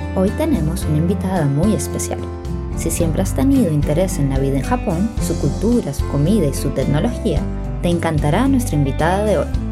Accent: Venezuela; moved away as an adult; now in Japan; yo soy de Venezuela

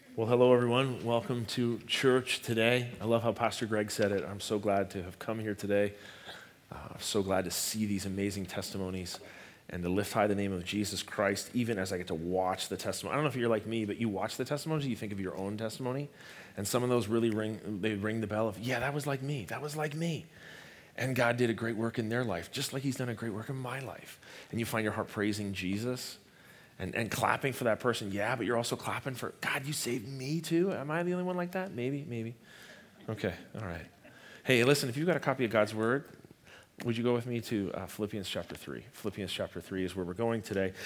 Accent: Canada; I'm Canadian

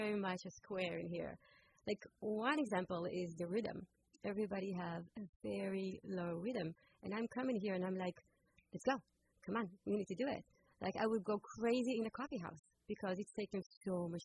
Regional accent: Israel; born or raised there; now in United States

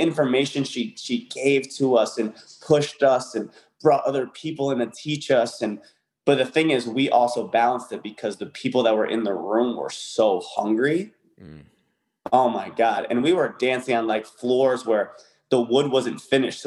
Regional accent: Connecticut, United States; moved away as an adult; I was from Connecticut at the time.

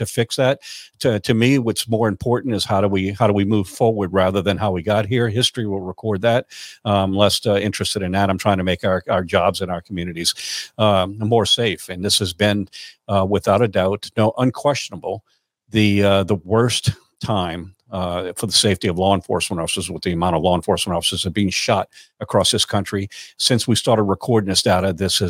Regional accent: Louisiana, United States; Louisiana, and especially my hometown

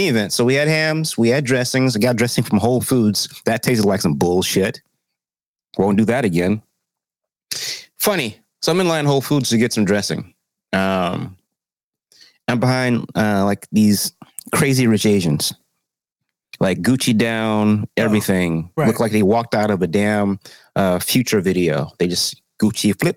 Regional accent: the South, United States; I'm from the South

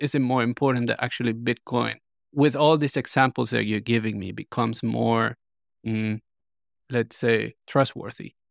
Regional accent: Colombia; I'm from Colombia

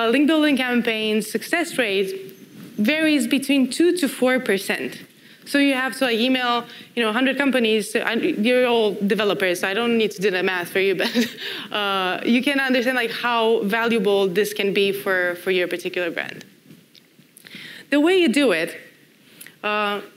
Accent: Romania; moved away as an adult; I used to work for a startup back in my home country in Romania

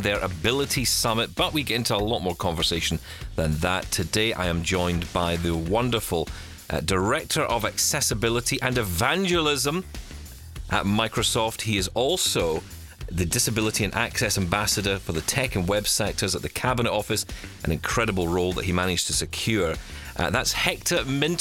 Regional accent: Glasgow, Scotland, United Kingdom; we're actually from the very much the same part of Glasgow

